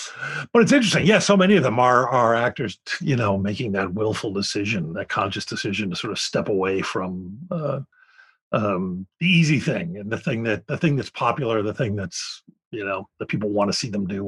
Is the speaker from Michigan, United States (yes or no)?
no; Philadelphia, Pennsylvania, United States; when I was growing up in Philadelphia